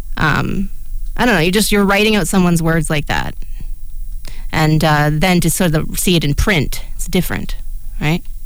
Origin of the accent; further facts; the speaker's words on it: Canada; we are two blind Canadians.